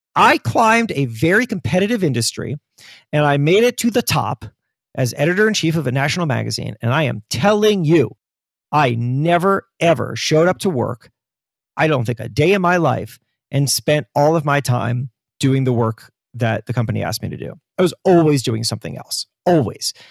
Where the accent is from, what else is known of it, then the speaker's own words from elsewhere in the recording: Florida, United States; I grew up in Florida